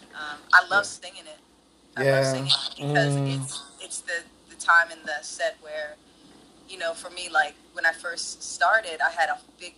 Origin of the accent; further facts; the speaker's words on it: Penn Valley, Pennsylvania, United States; also born or lived in Philadelphia; my parents moved, you know, moved to the suburbs of Philly, like about 20, 25 minutes outside of Philadelphia. We moved to a city called Penn Valley